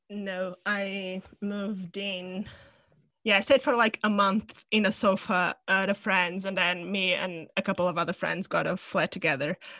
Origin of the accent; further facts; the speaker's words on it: Portugal; moved away as an adult; now in London, United Kingdom; from Portugal, from my hometown